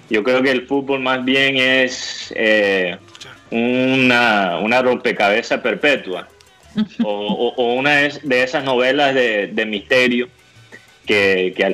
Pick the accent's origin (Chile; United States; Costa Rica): United States; Miami, Florida; born there; contento de estar aquí en la tierra donde yo nací. No sé si, si muchos saben eso, pero yo nací aquí en Miami